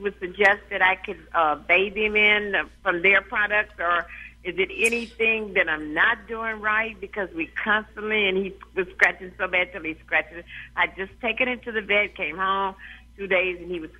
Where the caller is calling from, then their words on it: Los Angeles, California, United States; I'm calling from Los Angeles, California.